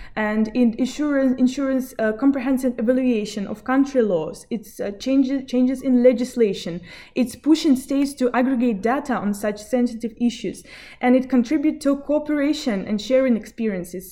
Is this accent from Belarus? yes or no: yes; Belarus; Originally, I'm from Belarus.